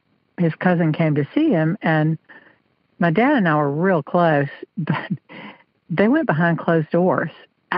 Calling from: South Carolina, United States; South Carolina.

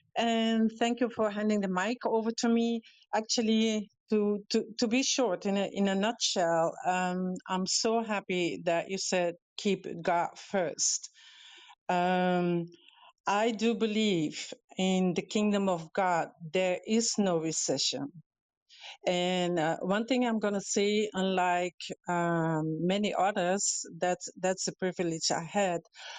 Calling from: Canary Islands, Spain; I'm calling in from Gran Canaria, which is the Canary Islands.

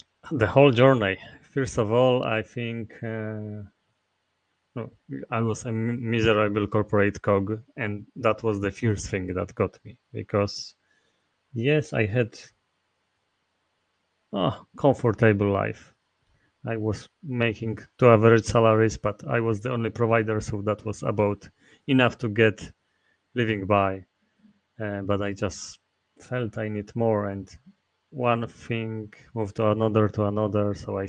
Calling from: Masovian Voivodeship, Poland; I'm speaking from Poland, where I'm located, near Warsaw.

